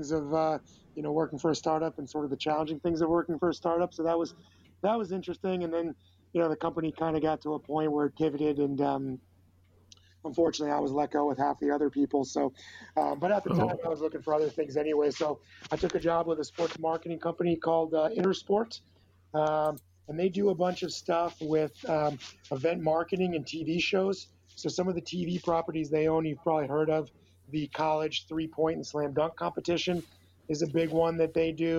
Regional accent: Chicago, Illinois, United States; also born or lived in Virginia / Los Angeles, California; I'm from Chicago

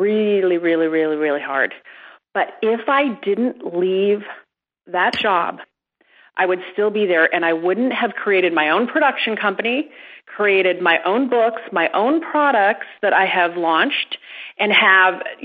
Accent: Midwest, United States; I'm from the Midwest. I was raised with that good work ethic

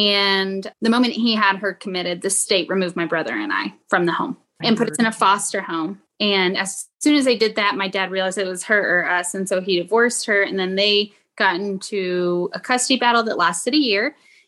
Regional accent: the South, United States; now in Utah, United States; I'm …. Hey, y'all. I'm from the South and I live in Utah.

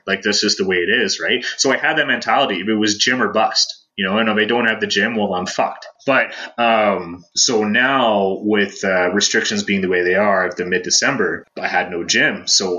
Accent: Toronto, Ontario, Canada; Like, I came from Toronto, you know, I'm not a hiker.

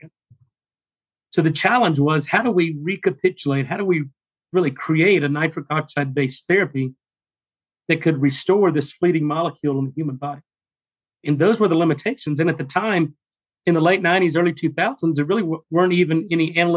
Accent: Texas, United States; moved away as an adult; also born or lived in Louisiana / Boston; I'm a small town country boy, born and raised in Texas

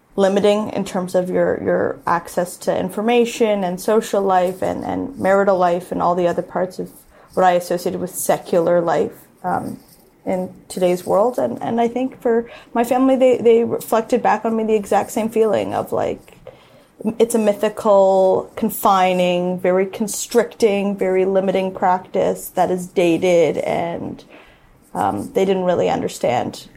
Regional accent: Toronto, Ontario, Canada; I grew up in Toronto in the Jewish parochial system.

